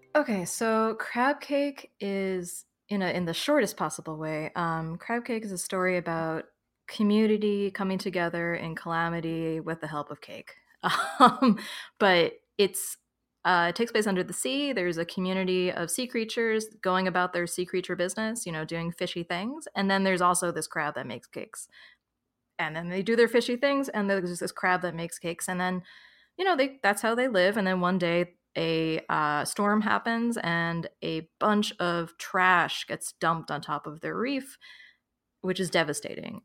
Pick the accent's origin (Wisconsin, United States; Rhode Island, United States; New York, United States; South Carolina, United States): New York, United States; now in Philadelphia, United States; I was born in New York, I lived in New York City for about nine years, and now I live in Philadelphia